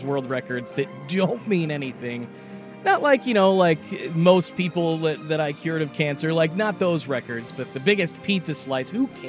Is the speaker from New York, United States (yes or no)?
no; Kansas, United States; now in Portland, United States; growing up in Kansas